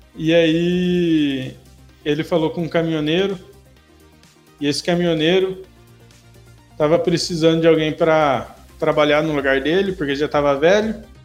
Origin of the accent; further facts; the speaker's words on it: São Paulo, Brazil; eu sou de São Paulo